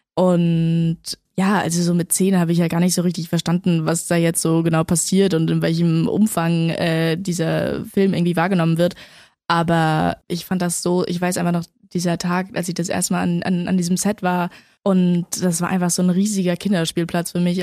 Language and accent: German; Berlin, Germany; also born or lived in Männedorf, Switzerland / London, United Kingdom; dann sind wir aber 2008 nach Berlin gezogen